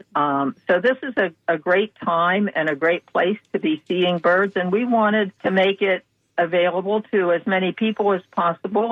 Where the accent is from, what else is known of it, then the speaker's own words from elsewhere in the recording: Pennsylvania, United States; now in Florida, United States; I grew up in Pennsylvania